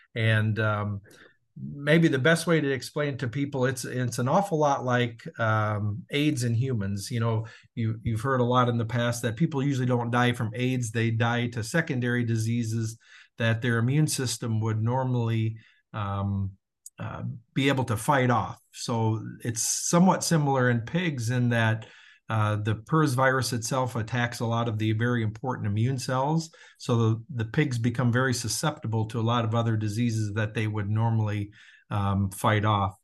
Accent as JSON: {"language": "English", "region": "Southern Minnesota", "country": "United States", "tie": "born or raised there", "also_born_or_lived": "Iowa", "moved": "yes", "said": "born and raised in Southern Minnesota"}